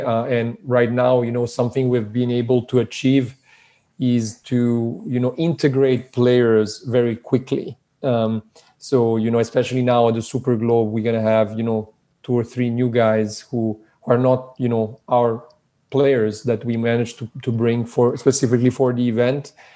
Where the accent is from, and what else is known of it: Switzerland; born or raised there; moved away as an adult; also born or lived in Belgrade, Serbia; now in California, United States